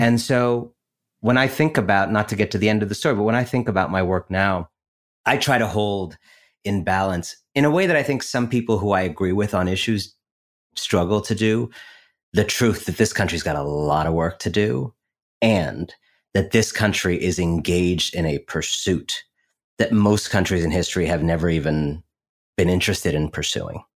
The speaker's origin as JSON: {"language": "English", "town": "Shaker Heights", "region": "Ohio", "country": "United States", "tie": "born or raised there", "said": "I grew up in Shaker Heights, Ohio, outside of Cleveland"}